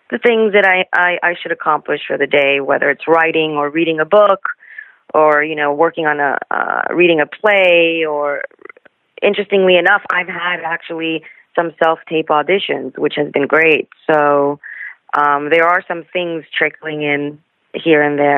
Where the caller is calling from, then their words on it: New Jersey, United States; At the moment, I'm in good old New Jersey.